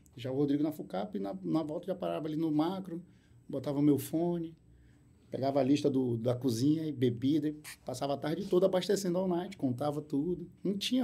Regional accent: Porto Velho, Rondônia, Brazil; now in Manaus, Brazil; Sou de Porto Velho. Em Porto Velho, no colégio me chamavam de …

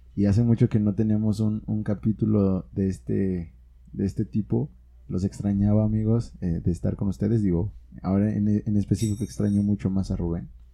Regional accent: Guanajuato, Mexico; somos como guanajuatenses

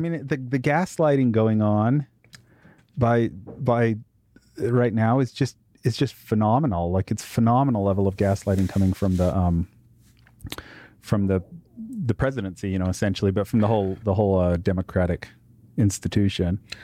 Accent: United States; I'm an American

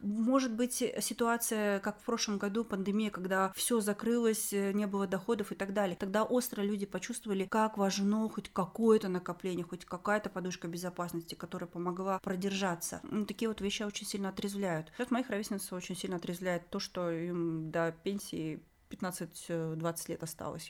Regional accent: Semey, Abai Region, Kazakhstan; moved away; я из Семпатинска

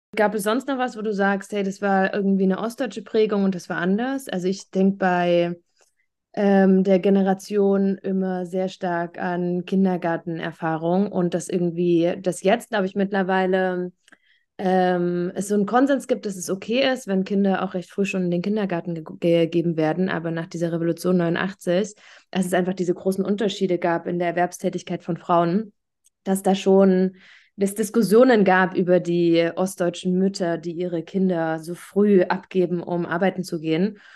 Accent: Thuringia, Germany; Thüringerin, Wendekind und immer noch Ossi

